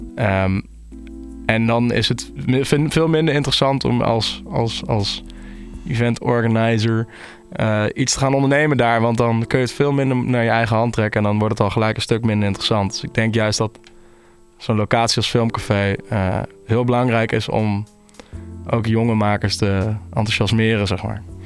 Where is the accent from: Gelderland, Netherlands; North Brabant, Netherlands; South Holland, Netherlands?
Gelderland, Netherlands; Nijmegen; moved away; also born or lived in Utrecht; ik kom dus uit Nijmegen, ik kom niet uit Utrecht.